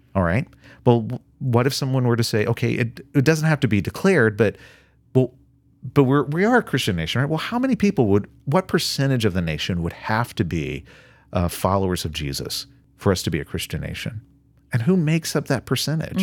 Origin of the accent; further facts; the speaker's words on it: United States; I'm an American